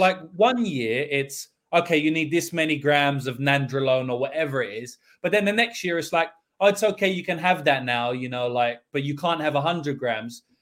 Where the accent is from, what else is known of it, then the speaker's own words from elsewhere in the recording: London, United Kingdom; in the U K, I grew up in London